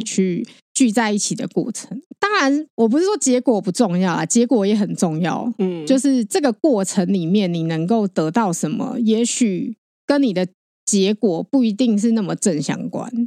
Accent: Taiwan; 我们其实台湾人

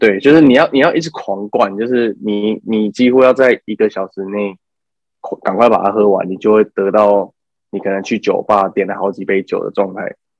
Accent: Taichung, Taiwan; 就是我是台中人

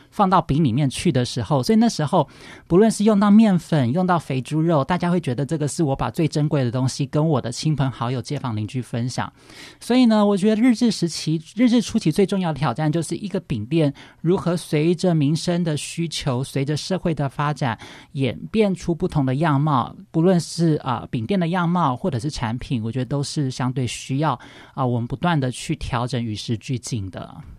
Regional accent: Taipei, Taiwan; 我们家是在，呃，士林 土生土长的，所以我们家一直是一直卖的，其实都是本地人的生意

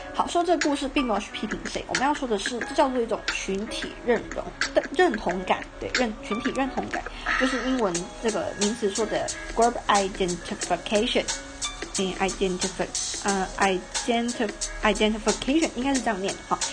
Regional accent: Taiwan; 我们是台湾人

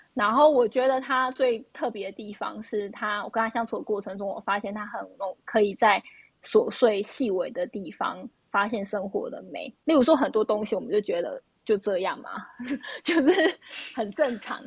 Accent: Taiwan; moved away; also born or lived in United States; 我是从台湾来的

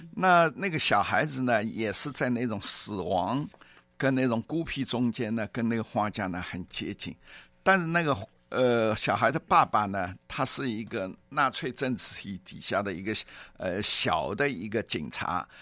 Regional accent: Shanghai, China; moved away; also born or lived in Zhejiang; 我本籍是浙江，但是一直从小在上海

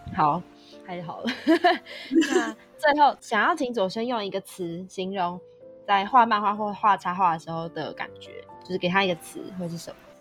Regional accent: Taiwan; 身为台湾人

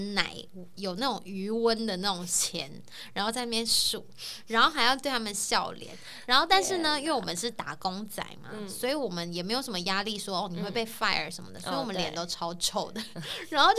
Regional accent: Taiwan; moved away; 除了我们台湾人之外

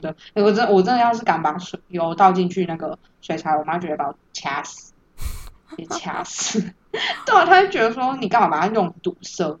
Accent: Tainan, Taiwan; 我是台南人，骄傲。没有啦，我就是正常台南人，真的很嗜甜。

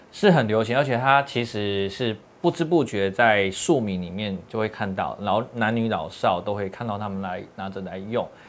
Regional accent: Tainan, Taiwan; moved away; also born or lived in Japan / Taipei; 我们从日本搬回来台湾的时候，还，我还在台北工作哦。那一年之后再搬回来台南

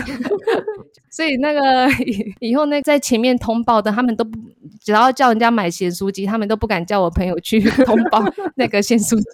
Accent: Tainan, Taiwan; also born or lived in Taichung / Chiang Mai; 因为我是台南人

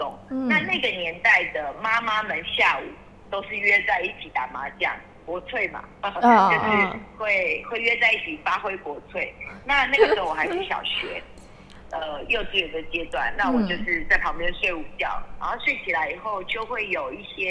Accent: Taiwan; 对我小时候在眷村的时候的状态，因为时代不同，会有不一样的状况。

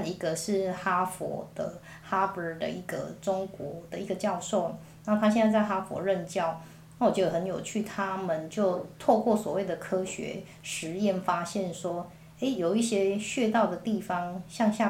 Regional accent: Taiwan; 所以我觉得这是我们台湾人自己很多没有在。

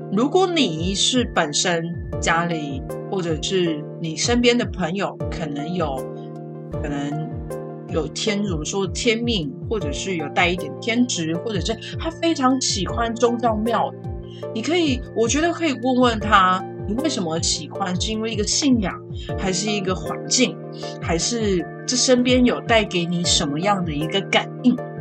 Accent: Pingtung County, Taiwan; 我们是屏东人，那那个时候我，我家就是住在一间学校的斜对面

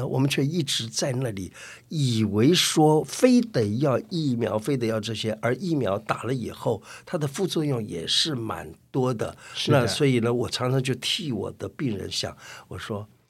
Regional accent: China; 什么是自己治疗的方法？我们中国人真的有哎

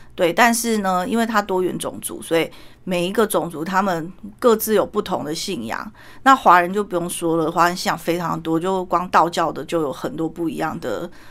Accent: Taiwan; also born or lived in Malaysia; 我们台湾人

